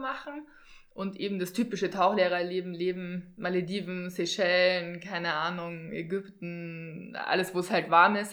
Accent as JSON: {"language": "German", "town": "Regensburg", "region": "Bavaria", "country": "Germany", "said": "Ich komme aus Regensburg in Deutschland"}